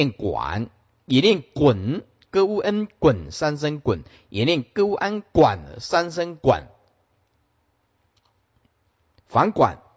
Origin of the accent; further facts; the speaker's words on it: China; 因为我们是中国人呐，我们是中国人呐。中国人就就要写中文看得懂的呀